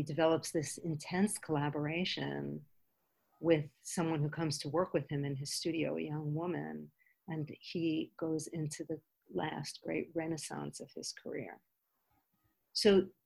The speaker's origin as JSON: {"language": "English", "region": "New York", "country": "United States", "tie": "born or raised there", "said": "When I was a child, growing up in New York"}